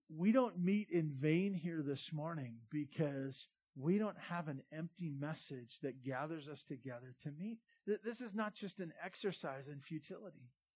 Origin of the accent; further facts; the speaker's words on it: Santa Barbara, California, United States; now in Bear Valley Springs, United States; I grew up in Santa Barbara